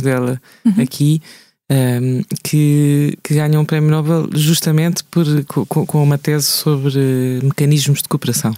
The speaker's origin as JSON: {"language": "Portuguese", "region": "Lisbon", "country": "Portugal", "tie": "born or raised there", "also_born_or_lived": "Alentejo / Alcácer do Sal", "said": "eu sou alentejana, entre aspas, alentejana criada em Lisboa"}